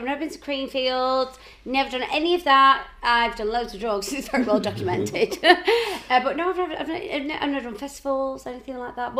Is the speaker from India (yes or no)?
no; Warrington, North West England, United Kingdom; moved away as an adult; also born or lived in Ireland; So I'm an only child to my mum. I was born in Warrington Hospital. And I'm proud to be from Warrington.